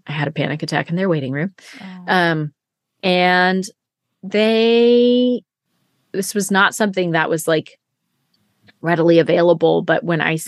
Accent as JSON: {"language": "English", "area": "Siskiyou County", "region": "California", "country": "United States", "tie": "born or raised there", "said": "I was from Siskiyou County"}